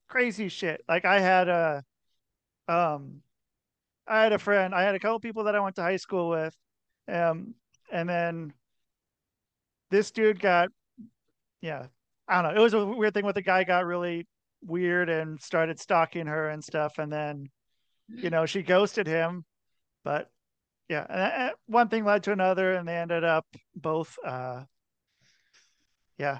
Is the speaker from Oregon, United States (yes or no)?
yes; Portland, Oregon, United States; moved away as an adult; also born or lived in Minnesota / Salt Lake City, Utah; I grew up in Portland, Oregon.